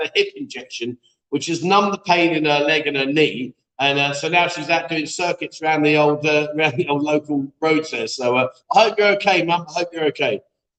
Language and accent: English; Newcastle, North East England, United Kingdom; I'm from Newcastle, England. I've been doing to Pattaya for years.